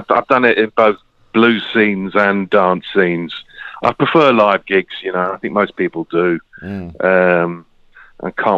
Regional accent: London, United Kingdom; moved away as an adult; now in Huddersfield, United Kingdom; I moved to Huddersfield to study, and I stayed. I'm originally from London Borough of Brent.

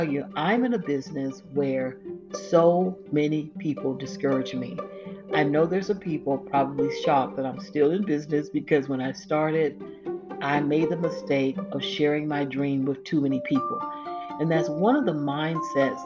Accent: Florida, United States; I'm from Florida

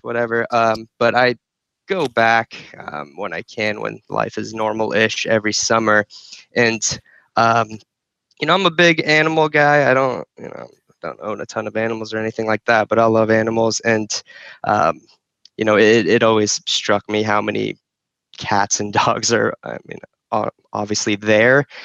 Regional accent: Phoenix, Arizona, United States; also born or lived in Izmir, Turkey / New Jersey; moved to New Jersey and then Phoenix when I was like five or six.

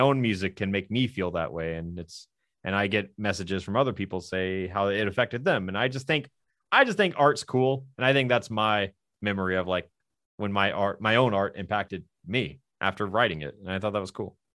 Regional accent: the South, United States; I'm from the South

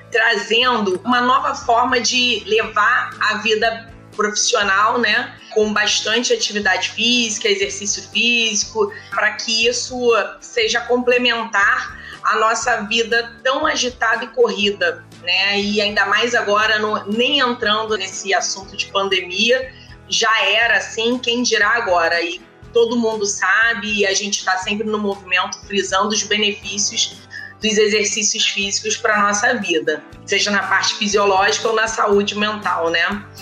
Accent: Rio de Janeiro, Brazil; eu vou falar que eu sou médica, anestesista, sou do Rio de Janeiro.

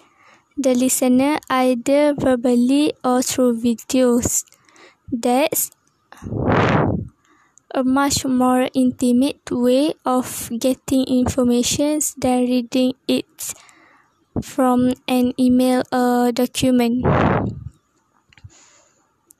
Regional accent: Kelantan, Malaysia; I am from Kelantan and I am 20 years old.

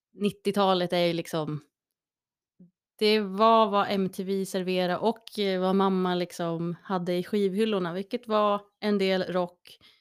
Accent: Gävle, Gävleborg County, Sweden; Jag kommer från Brända bockens stad

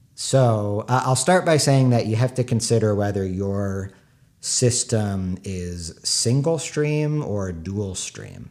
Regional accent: San Diego, California, United States; moved away; also born or lived in New York; I'm from San Diego. uh, my parents' house. They still live there

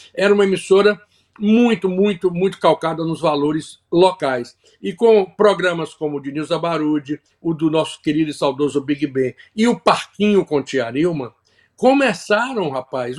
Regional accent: Bahia, Brazil; moved away as an adult; also born or lived in Salvador; now in Florida, United States; a cultura da minha terra, que eu amo, sou apaixonado, não vou me desligar dela nunca

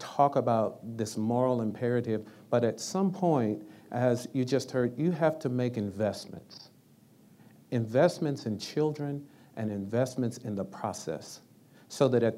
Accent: Washington, District of Columbia, United States; I'm a little brown boy from Washington, D.C. who grew up in the projects

